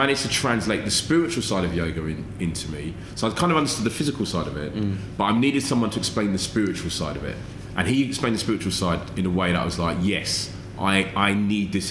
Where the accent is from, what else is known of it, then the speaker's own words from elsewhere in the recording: London, United Kingdom; growing up in London in the 80s